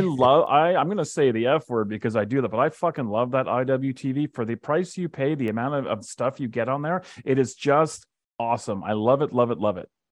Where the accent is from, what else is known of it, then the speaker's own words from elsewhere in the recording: Calgary, Alberta, Canada; now in Edmonton, Canada; I live in Edmonton, but I was born and raised in Calgary